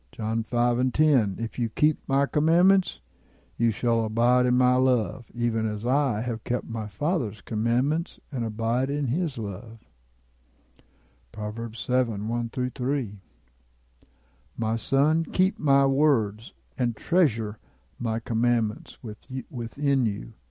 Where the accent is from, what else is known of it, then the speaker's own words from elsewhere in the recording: Jason, Indiana, United States; So I started walking down the road in the town where I grew up in Jason, Indiana, on South Meridian Street.